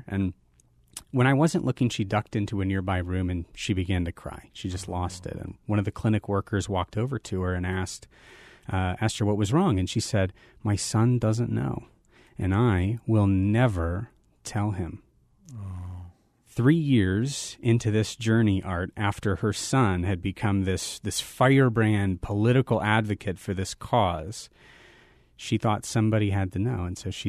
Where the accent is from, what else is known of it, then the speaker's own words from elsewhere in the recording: Phoenix, Arizona, United States; You know, I'm a native Phoenician, so I grew up in Phoenix, Arizona. I'm one of the few proud sports fans, long-suffering sports fans.